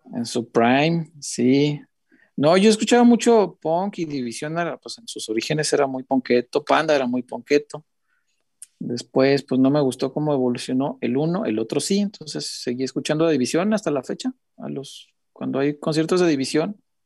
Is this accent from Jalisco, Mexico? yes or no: yes; Guadalajara, Jalisco, Mexico; soy tapatío